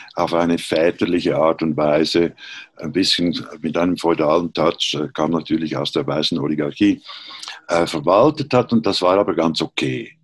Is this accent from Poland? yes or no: no; Switzerland; moved away as an adult; also born or lived in Berlin; ich bin Schweizer, wie man hört